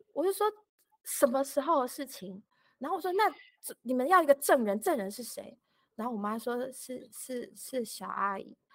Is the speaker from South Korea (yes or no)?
no; Taiwan; moved away as an adult; also born or lived in California, United States; 然后我也觉得就是小孩出生了再带回台湾给我爸妈看